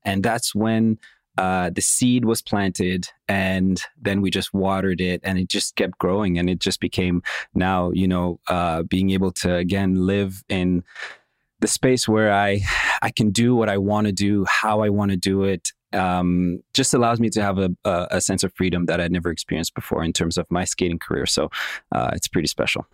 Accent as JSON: {"language": "English", "town": "Montreal", "region": "Quebec", "country": "Canada", "tie": "born or raised there", "also_born_or_lived": "Moscow, Russia"}